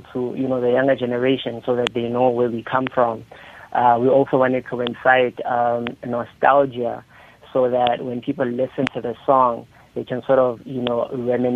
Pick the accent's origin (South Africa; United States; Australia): South Africa; border of Lesotho, Free State; also born or lived in Thabong, Free State, South Africa; I was born in Thabong in South Africa. That's a small town in the Free State. But I grew up on the border of Lesotho